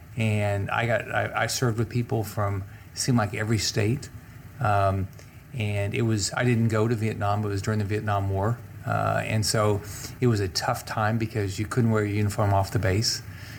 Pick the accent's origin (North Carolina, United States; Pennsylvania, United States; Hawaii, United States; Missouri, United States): Missouri, United States; Kansas City; moved away as an adult; also born or lived in Bloomington, Illinois / Nashville, Tennessee; he got a job as a truck driver in Kansas City.